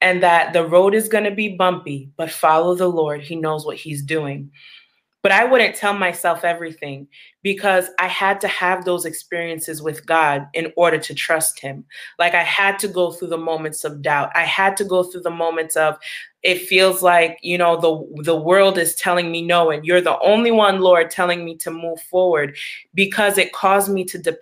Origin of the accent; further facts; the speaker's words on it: Long Island, New York, United States; I was born and raised in Long Island, New York. But I was raised in a Haitian household.